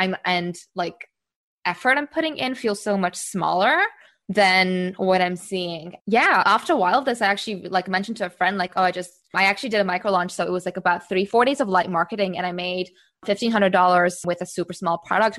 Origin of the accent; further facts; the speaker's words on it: Singapore; also born or lived in United States / Czech Republic; now in Amsterdam, Netherlands; I'm based in Amsterdam in the Netherlands, although I grew up in Singapore and all over the US and also Czech Republic.